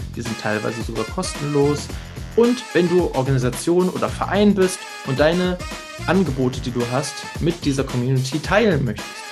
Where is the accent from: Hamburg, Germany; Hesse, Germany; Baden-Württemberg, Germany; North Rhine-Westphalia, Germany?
Hamburg, Germany; ich als gebürtiger Hamburger